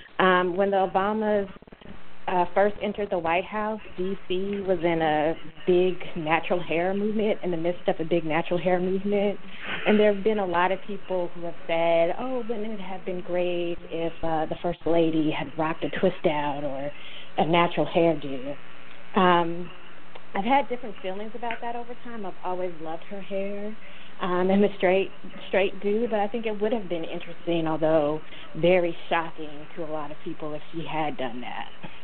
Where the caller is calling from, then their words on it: Washington, District of Columbia, United States; I'm calling from Washington, D.C.